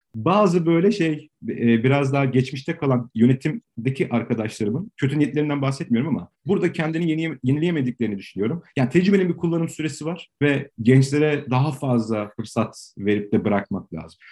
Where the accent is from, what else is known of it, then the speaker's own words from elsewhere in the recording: Istanbul, Turkey; 77 doğumluyum, Tarabyalıyım